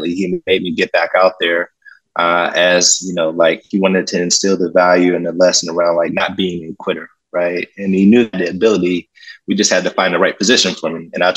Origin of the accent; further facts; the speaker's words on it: Pittsburgh, Pennsylvania, United States; I'm originally from Pittsburgh, Pennsylvania, mm-hmm. born and raised